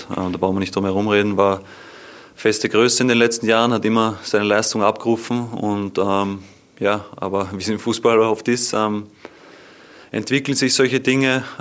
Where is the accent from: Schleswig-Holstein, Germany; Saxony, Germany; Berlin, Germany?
Berlin, Germany; Ja, auf jeden Fall. Ich bin Berliner. Ich genieße jeden Tag hier und bin dankbar, dass ich äh, bei Hertha spielen kann, bei Hertha spielen darf.